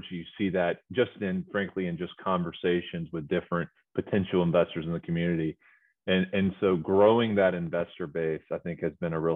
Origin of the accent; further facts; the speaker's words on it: Greensboro, North Carolina, United States; moved away as an adult; born and raised in Greensboro, but went away for roughly 15 years before moving back